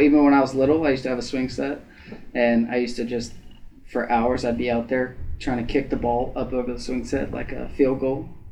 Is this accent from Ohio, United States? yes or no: yes; Ada, Ohio, United States; I'm from Ada. We had 66 in my graduating class